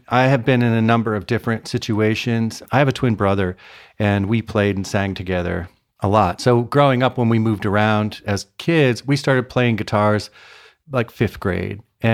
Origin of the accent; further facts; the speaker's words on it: Connecticut, United States; also born or lived in Cincinnati, Ohio / Detroit / Chicago / Atlanta; I was born in Cincinnati, Ohio. Then we moved to Detroit, then Chicago, then Atlanta. And then I spent like eighth grade through high school in Connecticut